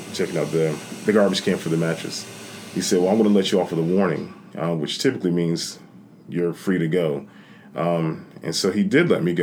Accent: South Carolina, United States; I was from South Carolina

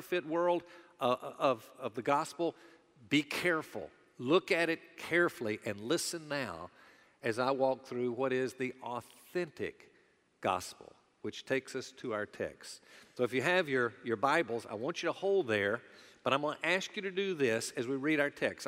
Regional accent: the American South, United States; those of us that are Southerners

